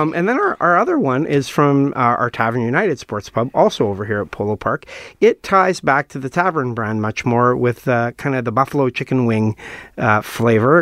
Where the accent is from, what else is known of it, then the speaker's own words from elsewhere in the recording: Saskatchewan, Canada; now in Manitoba, Canada; I'm from Saskatchewan